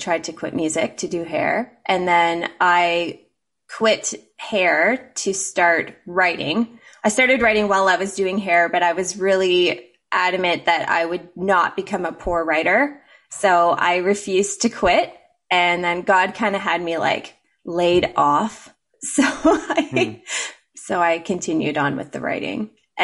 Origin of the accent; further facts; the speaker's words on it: Ontario, Canada; moved away as an adult; also born or lived in United States; I was raised in Mennonite country